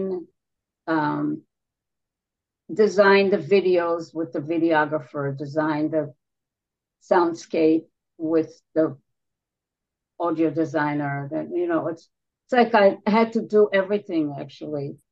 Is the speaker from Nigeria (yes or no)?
no; Israel; moved away as an adult; also born or lived in New York City; I was born and raised in Israel, and there I worked on big stages